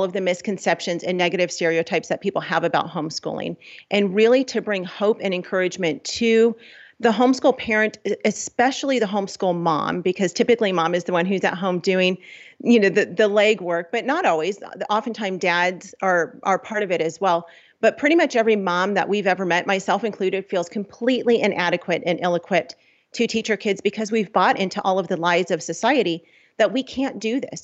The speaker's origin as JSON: {"language": "English", "town": "Los Angeles", "region": "California", "country": "United States", "said": "We're from Los Angeles."}